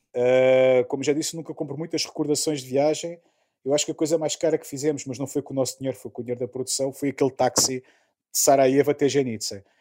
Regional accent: Lisbon, Portugal; moved away as an adult; now in Czech Republic; em Lisboa, por exemplo, que eu sou, sou lisboeta

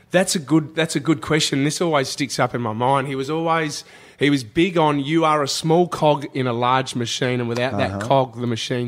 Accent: Adelaide, South Australia, Australia; moved away as an adult; now in Sydney, Australia; I grew up in Adelaide and moved now to Sydney, but I've still kept my close bunch of mates and very close to my family in Adelaide

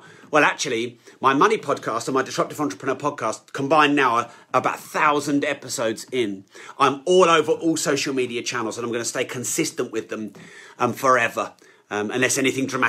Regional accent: United Kingdom; I'm so British

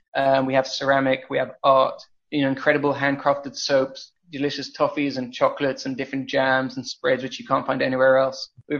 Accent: London, United Kingdom; moved away as an adult; now in Tel Aviv, Israel; So I'm originally from London, and I grew up in London, and my mother's Israeli, and I moved to Israel when I was 18 years old. Prior to that, I would travel about once or twice a year to Israel to visit my grandparents

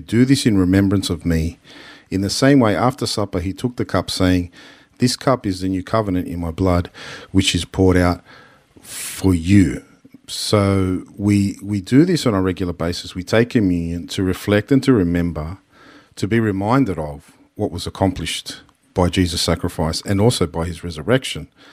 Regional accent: Sydney, New South Wales, Australia; a place where it's, it's the only home we've known, but at the same time, we weren't always accepted as Australian.

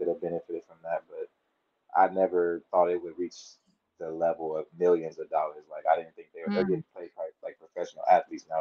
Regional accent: Inglewood, California, United States; I was born in Inglewood, California. I went to Inglewood High School

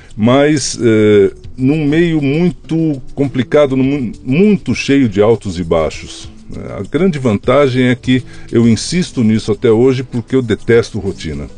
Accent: São Paulo, Brazil; also born or lived in Marília; Eu nasci em Marília, mas só para dourar a minha biografia, porque os meus pais já estavam em São Paulo, eu nasci nas férias, né? Uhum. Então fui lá nascer perto da vovó, mas eu já estava em São Paulo, já morava em São Paulo.

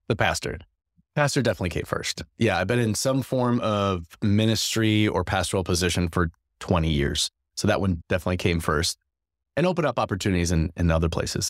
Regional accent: Madison, Wisconsin, United States; moved away as an adult; now in La Crosse, United States; Grew up in Madison, Wisconsin

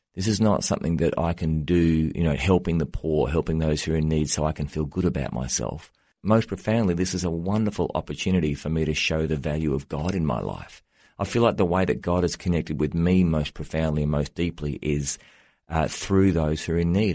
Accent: Australia; moved away as an adult; now in United States; I'm an Australian, but I've been living in the U S for the last ten years

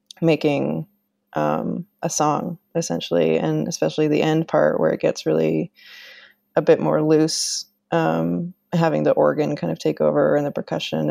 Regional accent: Canada; I used to work at this musical instrument museum in my hometown in Canada

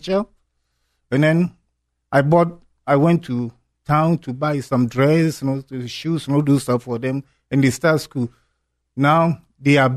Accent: Ghana; moved away; also born or lived in Malaysia; I'm from Ghana

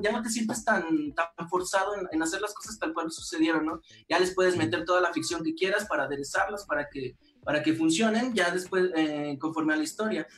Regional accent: Aguascalientes, Mexico; somos de Aguascalientes

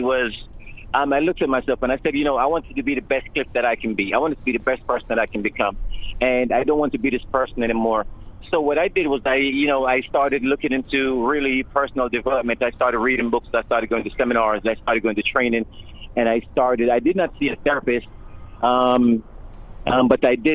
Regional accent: Jamaica; born or raised there

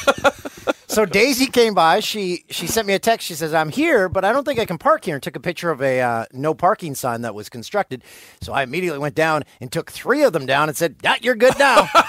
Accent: Peterborough, Ontario, Canada; my hometown of Peterborough, Ontario.

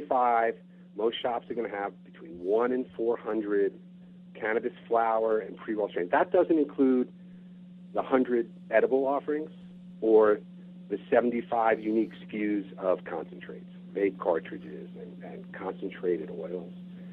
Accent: New York, United States; moved away as an adult; now in Bainbridge Island, United States; being a New Yorker

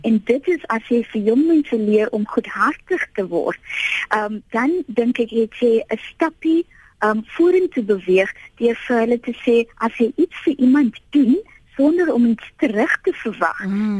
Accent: Piketberg, Western Cape, South Africa; ek het groot geword in Pietberg

